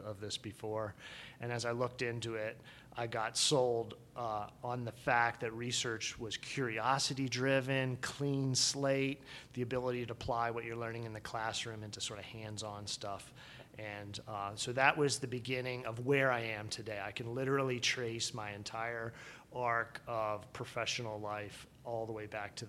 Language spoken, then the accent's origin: English; West Chester, Pennsylvania, United States; where I grew up in Westchester, Pennsylvania